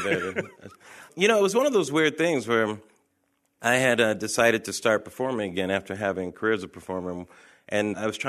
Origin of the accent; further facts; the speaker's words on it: Pomona, California, United States; also born or lived in Los Angeles; I was born in Los Angeles, grew up in Pomona, actually.